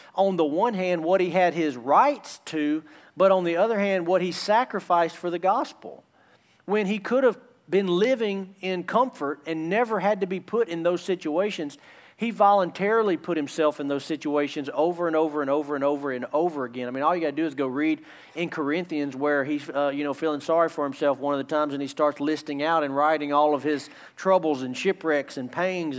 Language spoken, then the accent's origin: English; United States; in America we're very, very comfortable